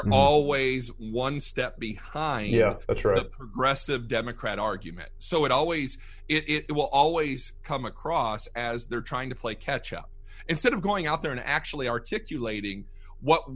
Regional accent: Fort Wayne, Indiana, United States; moved away as an adult; now in Fort Worth, United States; we moved down here to Fort Worth. We're originally from Fort Wayne, Indiana

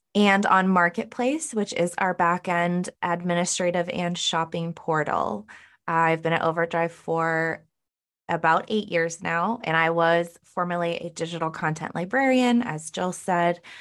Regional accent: Northern California, United States; moved away as an adult; now in Cleveland, United States; I'm originally from Northern California, but I do now live in Cleveland, Ohio

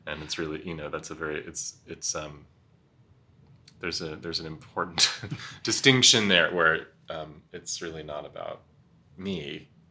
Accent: Nyack, Rockland County, New York City, United States; I was born at St. Vincent's Hospital in the West Village. Um, my mother is a modern dancer, performance artist mm. who had found a loft on Bleecker Street in the 70s and held on to it forever. So that's where I lived in my early years. And then um, lived in Rockland County, half an hour north in a little town called Nyack

